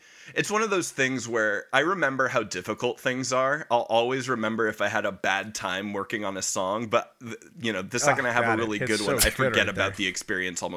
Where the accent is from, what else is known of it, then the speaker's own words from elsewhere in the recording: United States; it's my right as an American